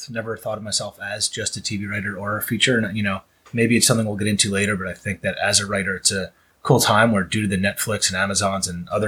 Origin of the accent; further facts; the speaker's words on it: New York, United States; moved away as an adult; now in Los Angeles, United States; I'm originally from New York. I've been out in LA for about five years now with my wife and three kids